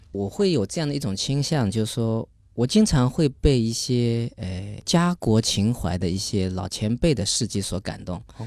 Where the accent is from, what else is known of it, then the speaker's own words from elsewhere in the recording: China; moved away as an adult; also born or lived in Norway; 整个所里就我一个中国人